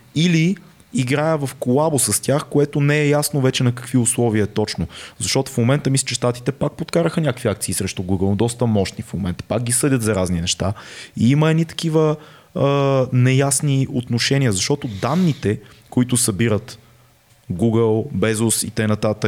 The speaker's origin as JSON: {"language": "Bulgarian", "country": "Bulgaria", "said": "нас като българи"}